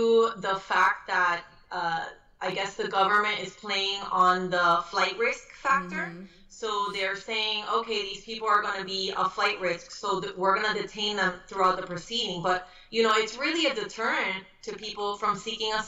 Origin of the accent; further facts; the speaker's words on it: Miami, Florida, United States; also born or lived in Puerto Rico / Broward County; I grew up in Miami